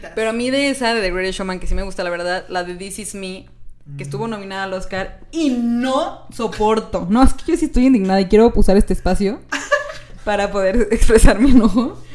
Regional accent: Mexico

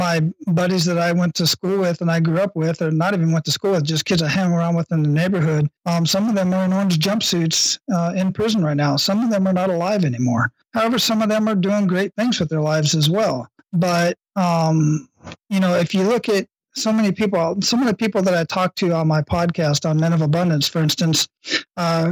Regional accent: Phoenix, Arizona, United States; now in Hawaii, United States; I grew up in Phoenix, Arizona, Southwest Phoenix

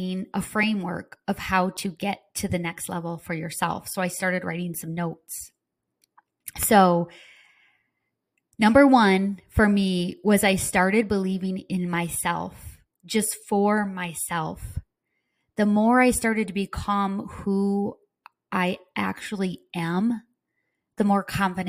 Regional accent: Midwest, United States; accent: Midwest; now in Florida, United States; I have my Midwest accent

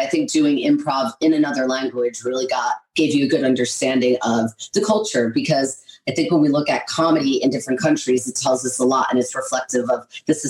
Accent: right outside of Philadelphia, Pennsylvania, United States; moved away as an adult; also born or lived in Berkeley, California / Los Angeles, California; now in London, United Kingdom; I'm from the East Coast originally, right outside of Philadelphia. Pennsylvania is the name of the state. It's right underneath New York.

